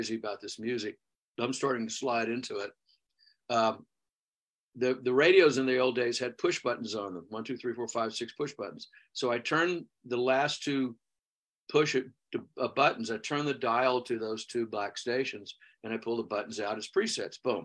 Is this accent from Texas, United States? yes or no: yes; Houston, Texas, United States; moved away; Where I grew up in Texas.